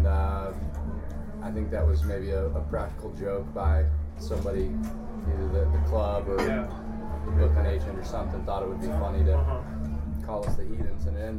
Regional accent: outside of Houston, Texas, United States; now in Austin, United States; I grew up mostly outside of Houston.

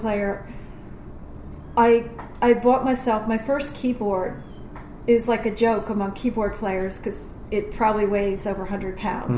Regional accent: New York, United States; now in Phoenix, United States; I'm from New York

